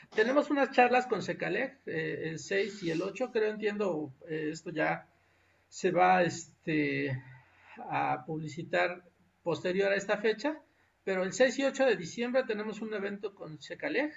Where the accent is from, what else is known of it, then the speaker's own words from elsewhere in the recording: Texcoco, State of Mexico, Mexico; moved away as an adult; Yo soy originario de allá, yo crecí en Texcoco, crecí en un pueblo de, cercano al municipio de Texcoco